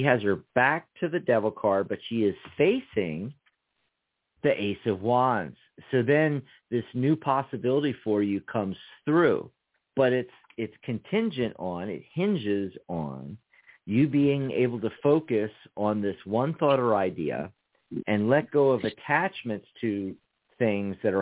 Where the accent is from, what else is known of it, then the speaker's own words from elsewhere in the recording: East Coast, United States; now in Arizona, United States; I grew up on the East Coast, escaped to the West Coast.